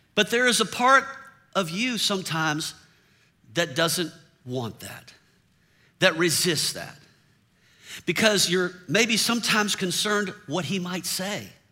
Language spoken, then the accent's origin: English; the South, United States; I grew up in the South